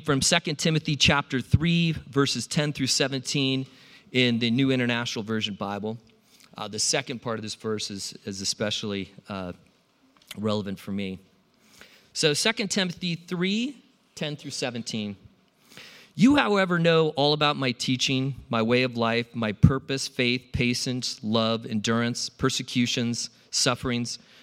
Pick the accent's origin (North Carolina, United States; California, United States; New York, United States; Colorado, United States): California, United States; San Diego; also born or lived in Iowa; I grew up in California